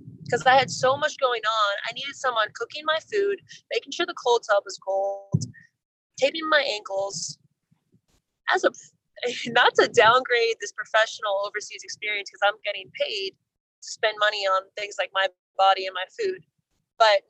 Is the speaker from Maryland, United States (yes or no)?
no; New York, United States; moved away as an adult; being a New Yorker growing up in a more, aggressive, pressurized environment